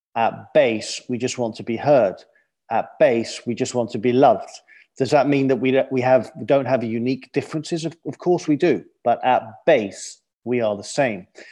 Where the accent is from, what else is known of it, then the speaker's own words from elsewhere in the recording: London, United Kingdom; moved away; I grew up in London, clearly from my accent.